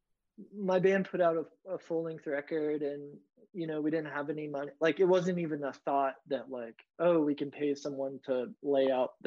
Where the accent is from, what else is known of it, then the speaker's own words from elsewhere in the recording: Northern Indiana, United States; also born or lived in Bloomington, Indiana; I grew up in Northern Indiana, and then I moved down to Bloomington.